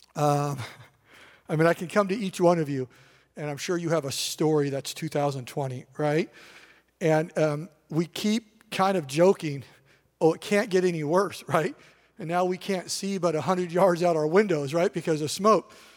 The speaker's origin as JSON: {"language": "English", "region": "Eastern Washington", "country": "United States", "tie": "born or raised there", "said": "I grew up in Eastern Washington"}